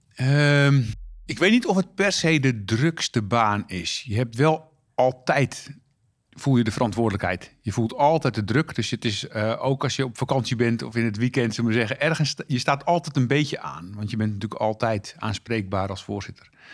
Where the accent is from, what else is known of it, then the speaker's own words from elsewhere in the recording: Texel, North Holland, Netherlands; ik groeide op op Texel